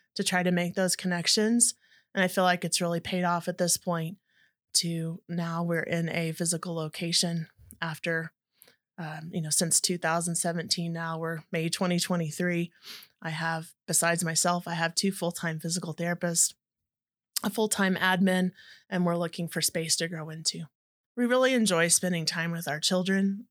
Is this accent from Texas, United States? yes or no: yes; Dallas-Fort Worth area, North Texas, United States; I grew up in the North Texas area and Dallas, Fort Worth area